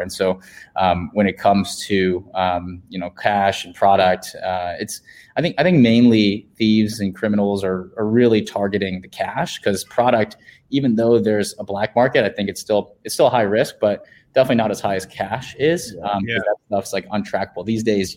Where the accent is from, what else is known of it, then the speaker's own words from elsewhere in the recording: Virginia, United States; now in San Francisco, United States; in my home state in Virginia